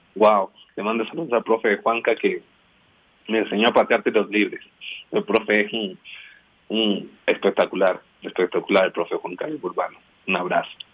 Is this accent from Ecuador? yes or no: yes; Quito, Pichincha, Ecuador; Nací en Quito